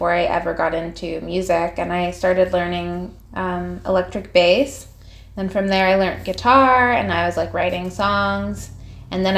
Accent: Vancouver, British Columbia, Canada; moved away as an adult; also born or lived in Montreal; I grew up in Vancouver

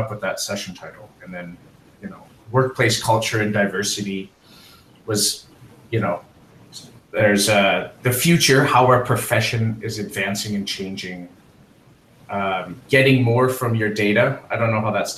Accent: Calgary, Alberta, Canada; now in Halifax, Canada; Calgary is my hometown

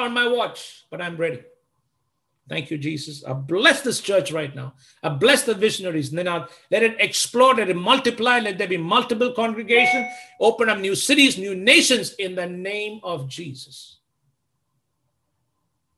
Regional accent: Delhi, India

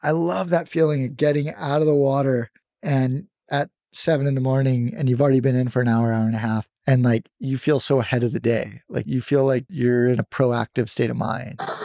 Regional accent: San Diego, California, United States; I grew up in San Diego, and I loved surfing as a little kid

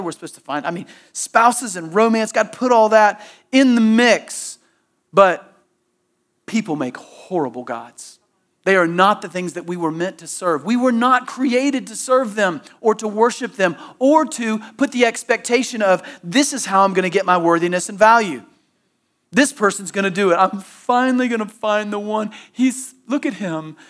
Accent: Southeast, United States; growing up in the Southeast and going to church growing up

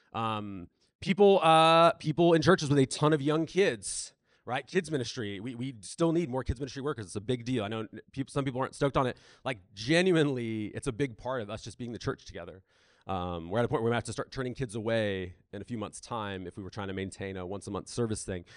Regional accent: South Bay, San Diego, California, United States; I grew up in South Bay

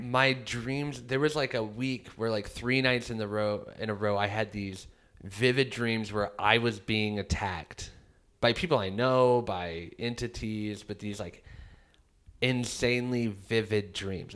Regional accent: Midwest, United States; I was raised in the Midwest

